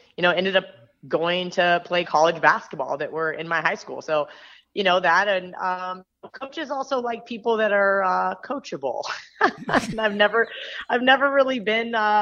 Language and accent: English; Manhattan, Kansas, United States; I was born in Kansas, but I grew up in Manhattan, Kansas, which is where Kansas State University is